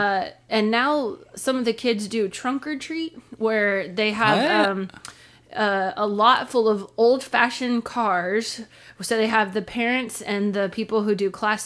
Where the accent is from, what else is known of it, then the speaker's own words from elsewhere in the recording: Northern California, United States; I grew up in Northern California in a retirement community